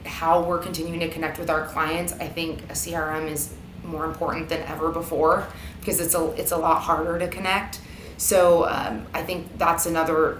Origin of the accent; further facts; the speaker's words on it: Sacramento, California, United States; I grew up in Sacramento, so I grew up about an hour from Napa